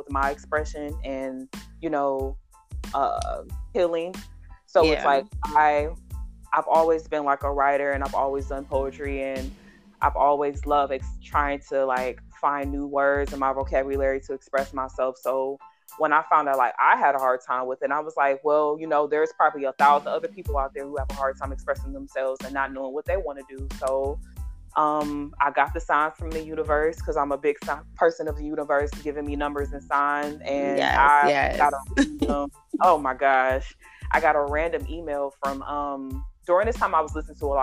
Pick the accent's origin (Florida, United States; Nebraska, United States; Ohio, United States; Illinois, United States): Ohio, United States; Cleveland; Cleveland, Ohio, which is where I'm from Cleveland.